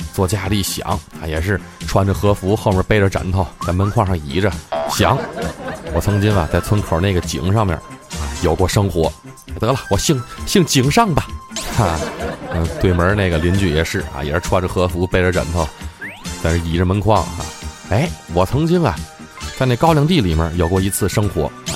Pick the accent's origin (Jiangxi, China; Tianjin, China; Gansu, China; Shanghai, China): Tianjin, China; 我就看咱天津台自己的节目，咱身为一天津人，咱就应该支持咱天津人自己的玩意儿